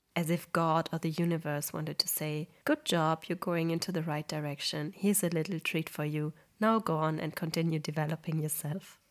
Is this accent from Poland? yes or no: yes; Poland; moved away